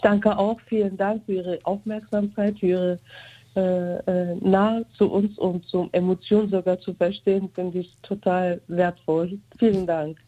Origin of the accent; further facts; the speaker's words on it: Germany; Aus vierten, vierten Generation bin ich aus Deutschland